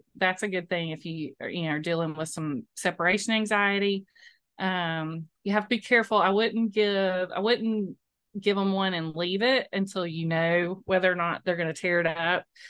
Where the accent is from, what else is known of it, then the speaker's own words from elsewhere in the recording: Moultrie, Georgia, United States; I grew up in Moultrie